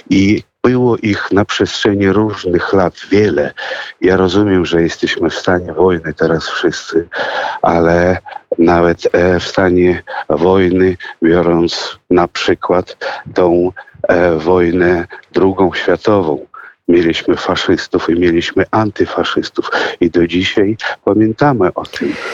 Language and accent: Polish; Russia; now in Poland; ja urodziłem się w Rosji, owszem, ale urodziłem się w rodzinie polskiej